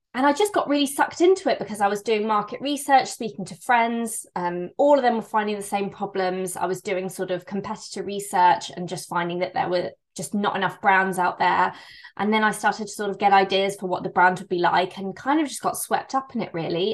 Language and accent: English; Bristol, South West England, United Kingdom; I'm from Bristol in England